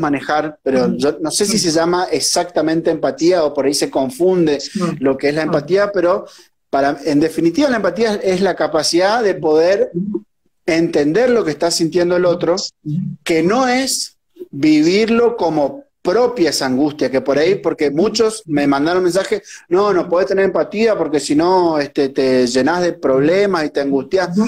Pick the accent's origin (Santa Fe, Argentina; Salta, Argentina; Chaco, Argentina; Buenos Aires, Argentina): Chaco, Argentina; Tres Isletas; yo soy eh, de un pueblito del interior del Chaco que se llama Tres Isletas